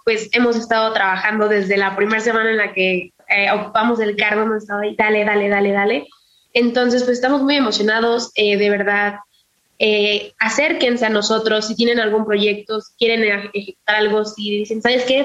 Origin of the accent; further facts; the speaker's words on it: Morelos, Mexico; Mi bisabuelo eh, fue presidente en mi pueblo